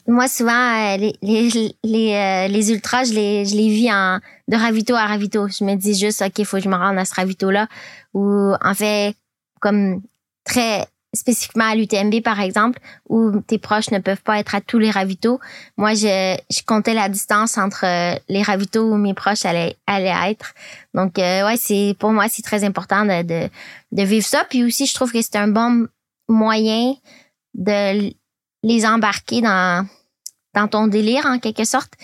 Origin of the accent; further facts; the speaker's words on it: Quebec, Canada; moved away as an adult; also born or lived in California / Colorado / Montreal; now in France; quand j'ai grandi au Québec